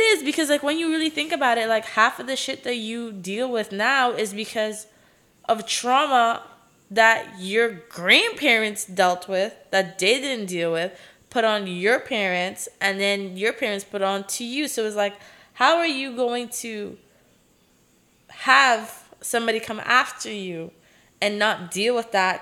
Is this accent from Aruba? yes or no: yes; Aruba; accent: Caribbean; English is a second language; now in Los Angeles, United States; where I'm from in Aruba, especially like my city